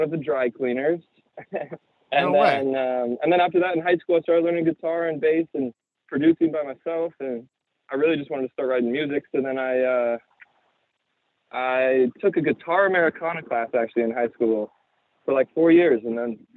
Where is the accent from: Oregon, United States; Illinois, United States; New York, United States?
Oregon, United States; Bend; now in Los Angeles, United States; I grew up in Bend, Oregon